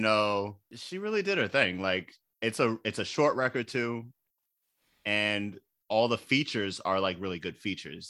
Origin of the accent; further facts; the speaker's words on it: Baltimore, Maryland, United States; We are both from Baltimore.